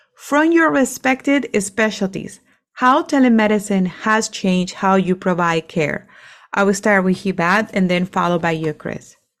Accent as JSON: {"language": "English", "country": "Venezuela", "second_language": "English", "moved": "yes", "said": "I'm from Venezuela"}